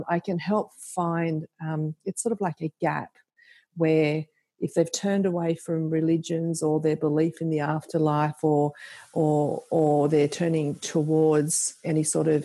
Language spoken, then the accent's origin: English; Central Coast, New South Wales, Australia; now in Cootamundra, Australia; I was from the Central Coast originally